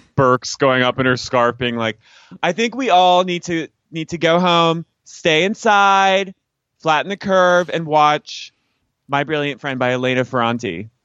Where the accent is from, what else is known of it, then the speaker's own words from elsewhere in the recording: Philadelphia, Pennsylvania, United States; moved away; I went to my high school in Philly